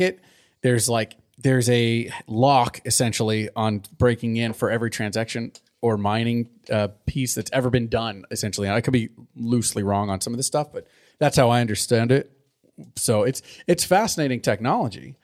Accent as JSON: {"language": "English", "region": "Southern California", "country": "United States", "tie": "born or raised there", "moved": "yes", "lives_now": "Livermore, United States", "said": "I grew up in Southern California"}